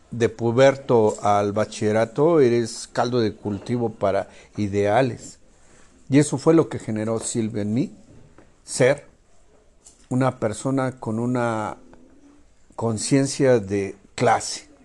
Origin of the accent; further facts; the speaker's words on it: Mexico; porque al final de cuentas somos mexicanos